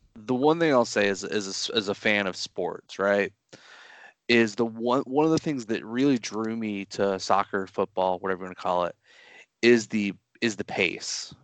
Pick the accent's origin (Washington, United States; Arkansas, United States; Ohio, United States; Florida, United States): Florida, United States; my home state of Florida